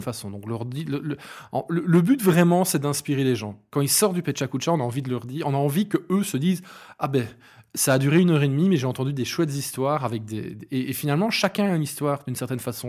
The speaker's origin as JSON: {"language": "French", "area": "Hainaut", "region": "Wallonia", "country": "Belgium", "tie": "born or raised there", "also_born_or_lived": "Binche", "said": "je suis originaire du Hainaut, plus spécifiquement dans Derlu, donc c'est un bled entre Charleroi, la Louvière et Mons. J'y ai vécu très longtemps. J'ai fait toutes mes études à Binche"}